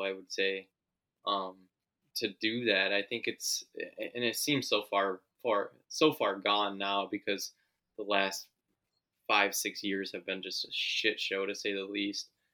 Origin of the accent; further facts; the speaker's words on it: United States; as an American